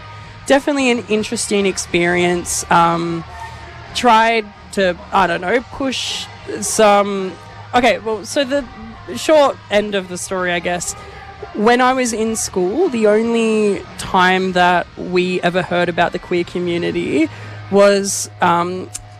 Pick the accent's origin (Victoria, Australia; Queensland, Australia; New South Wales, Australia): Victoria, Australia; Shepparton; moved away as an adult; now in Melbourne, Australia; I grew up in Shepparton doing a lot of musical theatre, and I've just recently, in the past 5 years, been living in Melbourne